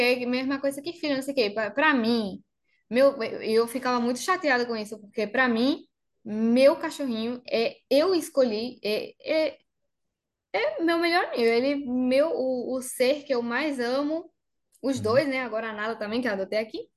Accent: Bariloche, Río Negro, Argentina; Portuguese is a second language; moved away as an adult; also born or lived in Córdoba, Argentina; now in João Pessoa, Brazil; eu sou de Bariloche

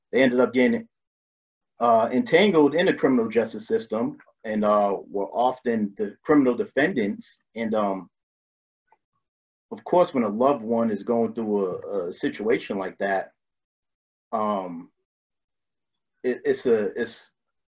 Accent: Boston, Massachusetts, United States; I'm from the Dorchester neighborhood in Boston, my bus stop growing up was right across the street from Dorchester District Courthouse.

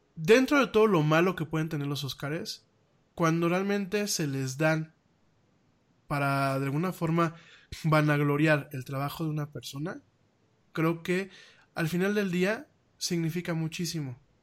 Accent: Mexico; como mexicano

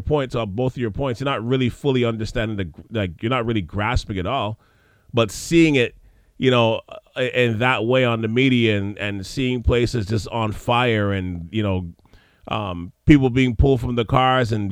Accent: Montreal, Quebec, Canada; coming from Montreal

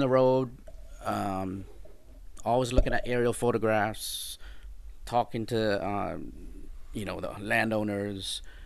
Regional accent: Florida, United States; moved away as an adult; also born or lived in Jamaica / Colorado; now in Houston, United States; I grew up in Florida

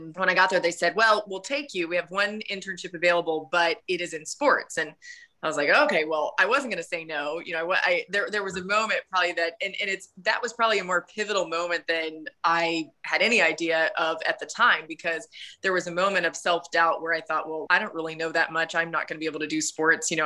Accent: Atlanta, Georgia, United States; growing up in Atlanta

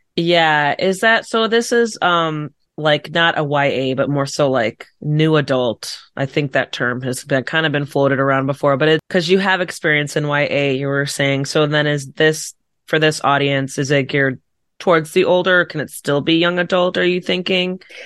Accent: Chicago suburbs, Illinois, United States; I'm from, like, Chicago suburbs

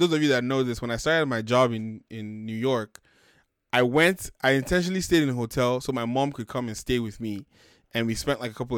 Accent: Sagamu, Ogun State, Nigeria; also born or lived in Lagos; my hometown, which is in Sagamu, which is like an hour outside Lagos

